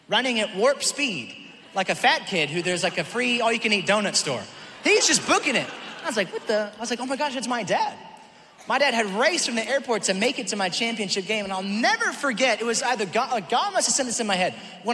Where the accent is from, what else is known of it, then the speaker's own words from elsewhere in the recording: Auckland, New Zealand; moved away; That's where I was born, Auckland, New Zealand.